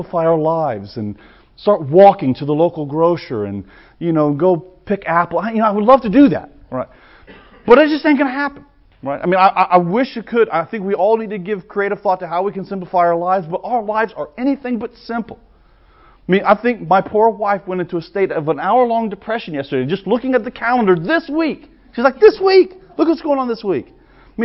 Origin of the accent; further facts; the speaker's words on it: the South, United States; I'm a Southerner